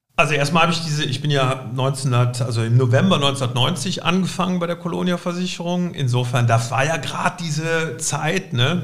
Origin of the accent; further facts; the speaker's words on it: Cologne, North Rhine-Westphalia, Germany; Also ganz ursprünglich bin ich geboren in Hohenlind, also äh, in Lindtal, wo ich auch heute wieder wohne